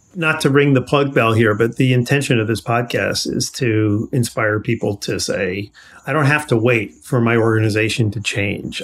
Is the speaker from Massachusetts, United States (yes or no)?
no; New York, United States; I grew up in New York.